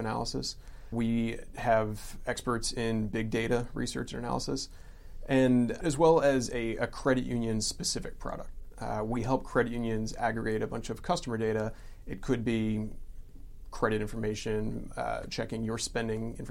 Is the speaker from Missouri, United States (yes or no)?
yes; St. Louis, Missouri, United States; now in Atlanta, United States; we grew up in St. Louis, so we would go to a lot of Cardinals games